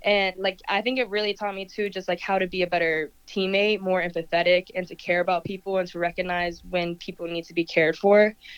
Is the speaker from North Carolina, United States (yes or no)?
yes; Pinehurst, North Carolina, United States; I grew up in Pinehurst, and soccer was pretty small there